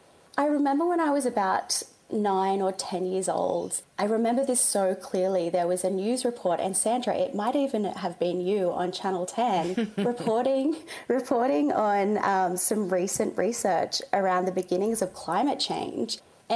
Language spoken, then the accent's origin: English; Newcastle, New South Wales, Australia; now in Bondi, Australia; If you've ever been to Newcastle, it is such a coastal beachy town. And so I think like a lot of Aussies growing up along the coast, I was enrolled in nippers